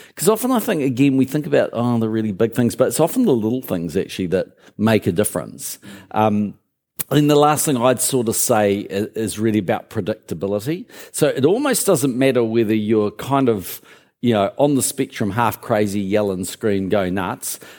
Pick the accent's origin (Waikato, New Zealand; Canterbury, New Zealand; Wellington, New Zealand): Canterbury, New Zealand; Christchurch; also born or lived in Auckland; I actually grew up in Christchurch, went to Burnside High, um, but, but I was born in Auckland